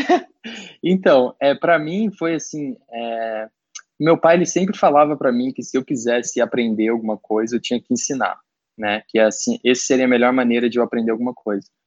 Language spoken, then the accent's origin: Portuguese; Curitiba, Paraná, Brazil; moved away as an adult; now in Los Angeles, United States; sou de Curitiba, me mudei aí para os Estados Unidos